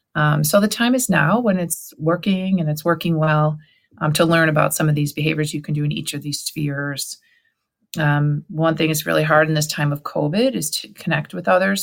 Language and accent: English; Cleveland, Ohio, United States; Allie and I, we're from Cleveland, Ohio